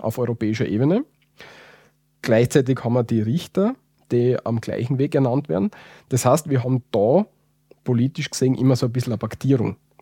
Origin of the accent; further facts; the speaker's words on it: Austria; wir als Österreicher